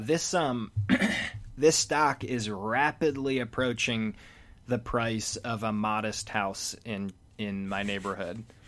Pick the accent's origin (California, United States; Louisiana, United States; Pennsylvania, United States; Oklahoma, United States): Pennsylvania, United States; Philadelphia; Philly, same